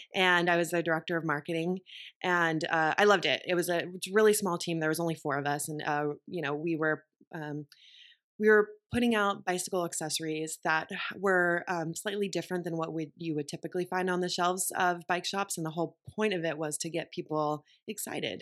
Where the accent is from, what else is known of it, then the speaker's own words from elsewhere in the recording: Texas, United States; moved away as an adult; also born or lived in Austin, Texas / Boston; I grew up in Texas